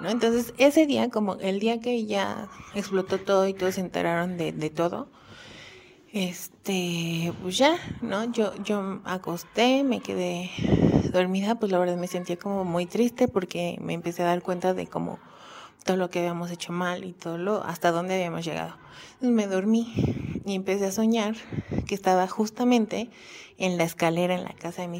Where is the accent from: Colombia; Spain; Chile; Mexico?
Mexico; Xalapa, Veracruz; born there; yo, yo nací en Jalapa, Veracruz, iba siempre a visitar a mis abuelos.